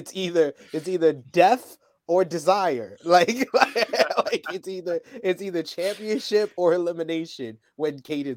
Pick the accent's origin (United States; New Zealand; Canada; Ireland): United States; New York; And I'm from New York